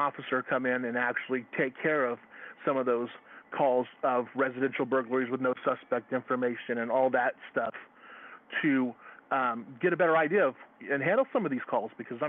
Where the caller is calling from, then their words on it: Eugene, Oregon, United States; and I'm from West Eugene, or the West Lane County area.